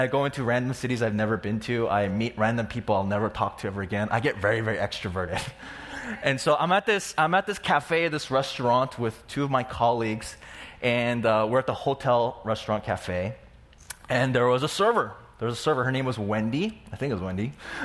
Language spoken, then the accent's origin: English; San Diego, California, United States; now in Fullerton, United States; I grew up in San Diego where it's like 72 degrees all year long